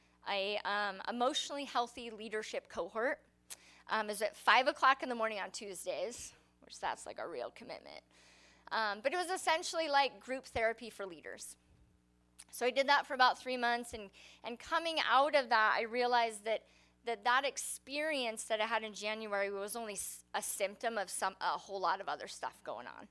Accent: United States; I love being an American.

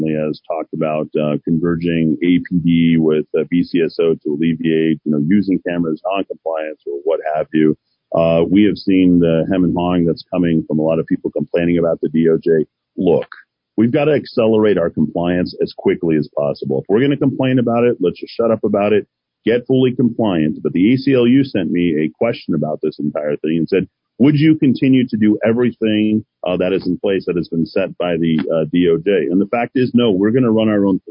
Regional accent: Albuquerque, New Mexico, United States; I grew up in Martinez Town

